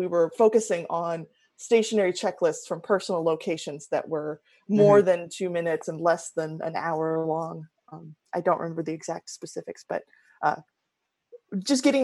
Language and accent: English; Oregon, United States; I'm from Oregon originally